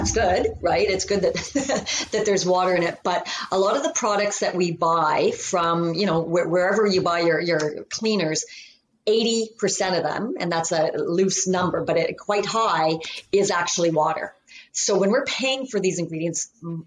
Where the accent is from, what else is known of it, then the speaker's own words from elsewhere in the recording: Canada; I am from Canada.